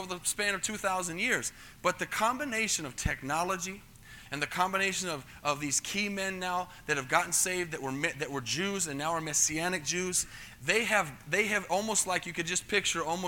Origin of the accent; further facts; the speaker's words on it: United States; first language English; as an American that speaks English from here